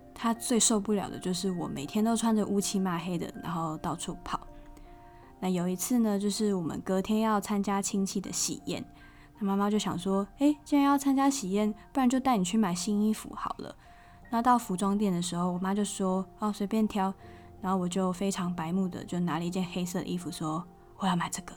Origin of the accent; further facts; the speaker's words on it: Tainan, Taiwan; 我本人呢，就是土生土长的台南人